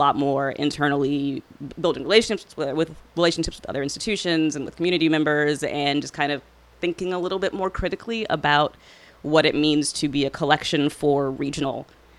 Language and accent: English; New Orleans, Louisiana, United States; I grew up in Gentilly, actually, not far down the road.